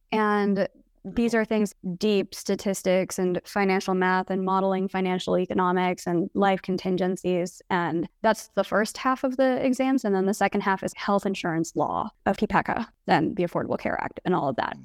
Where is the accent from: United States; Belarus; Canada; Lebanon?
United States; Kansas City; I grew up in the suburbs of Kansas City